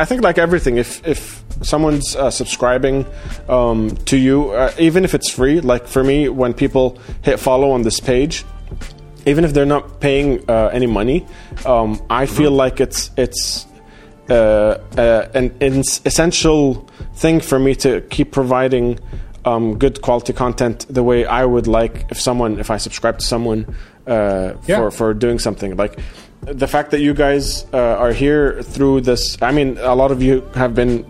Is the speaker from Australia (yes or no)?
yes; Australia; moved away; So I'm actually half Iraqi, half Jordanian. And I grew up in Australia.